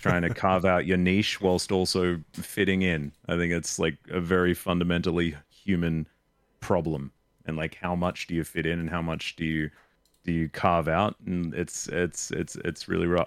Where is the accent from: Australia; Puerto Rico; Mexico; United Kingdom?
Australia; accent: Australian; I was brought up Australian